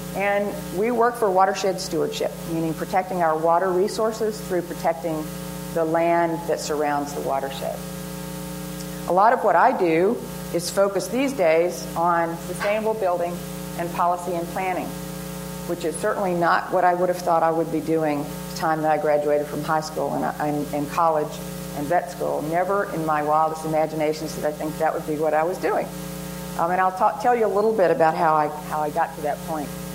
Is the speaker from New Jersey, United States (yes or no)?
no; Nashville, Tennessee, United States; my hometown of Nashville, Tennessee